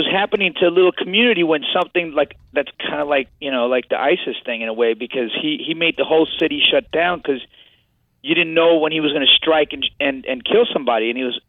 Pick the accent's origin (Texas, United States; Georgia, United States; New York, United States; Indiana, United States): New York, United States; Staten Island; I want to talk to you, John. I'm here from Staten Island here.